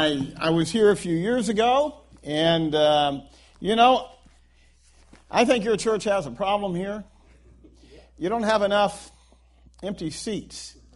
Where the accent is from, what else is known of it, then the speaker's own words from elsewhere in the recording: Guam; born there; I could have been born in El Salvador. And instead, I was born in Guam. and that's because my dad was a Marine.